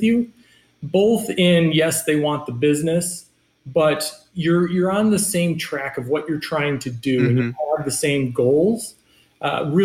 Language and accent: English; Michigan, United States; moved away; coming from Michigan and growing up in Michigan